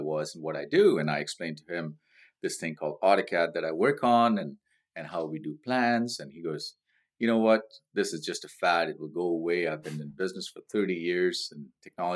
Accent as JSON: {"language": "English", "town": "Mumbai", "region": "Maharashtra", "country": "India", "tie": "born or raised there", "moved": "as an adult", "lives_now": "Victoria, Canada", "said": "I grew up in a beautiful place called Mumbai in India. I immigrated to Canada in 1991."}